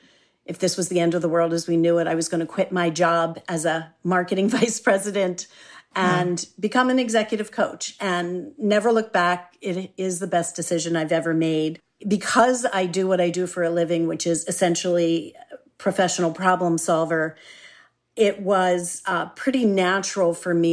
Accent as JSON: {"language": "English", "town": "Philadelphia", "region": "Pennsylvania", "country": "United States", "tie": "born there", "also_born_or_lived": "Boston, United States / Santa Monica, United States", "said": "Okay. Well, I was born in Philadelphia, one of my favorite cities. And I've moved around a lot, so I could also say I'm from Boston because I lived there for 30 years while I was raising my daughter."}